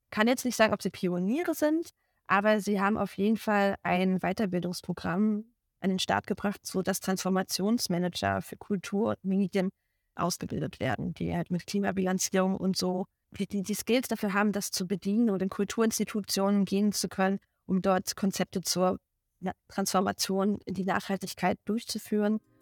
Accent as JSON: {"language": "German", "town": "Rostock", "region": "Mecklenburg-Vorpommern", "country": "Germany", "tie": "born or raised there", "also_born_or_lived": "Dresden", "moved": "as an adult", "lives_now": "Berlin, Germany", "said": "gebürtige Rostockerin und habe auch dort am Volkstheater Rostock meine Liebe zum Theater gefunden"}